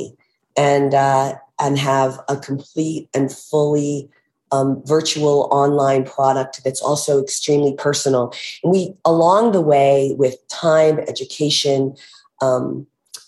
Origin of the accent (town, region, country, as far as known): United States; born or raised there; now in Aspen, United States